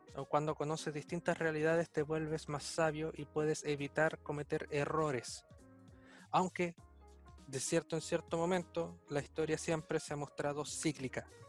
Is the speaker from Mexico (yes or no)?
no; Chile; Pese a que nosotros somos de otro país, nosotros somos chilenos